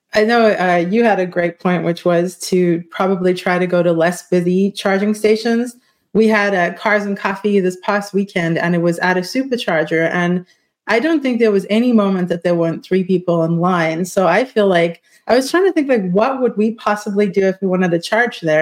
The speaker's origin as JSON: {"language": "English", "country": "South Africa", "said": "I'm South African"}